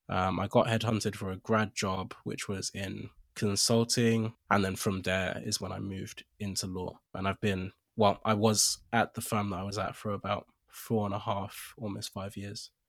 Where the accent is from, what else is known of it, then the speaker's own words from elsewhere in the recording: Nigeria; moved away; also born or lived in Accra, Ghana / United Kingdom; I was born in Accra, I grew up for the most part in Nigeria.